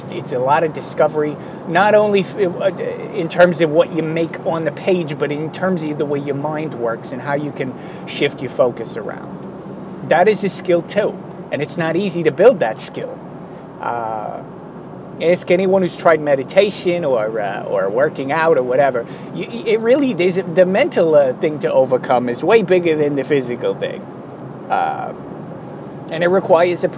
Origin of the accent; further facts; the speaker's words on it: United States; as an American kid